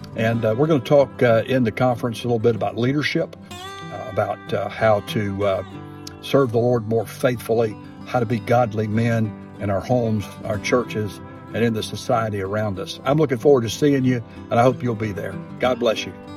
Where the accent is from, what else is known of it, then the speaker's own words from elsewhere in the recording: Atlanta, Georgia, United States; I'm from Georgia, grew up in the Atlanta area